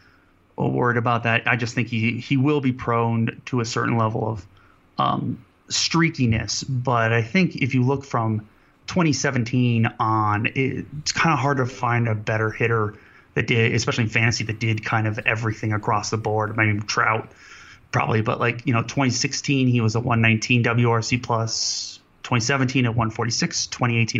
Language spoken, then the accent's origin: English; Cleveland, Ohio, United States; I'm from Cleveland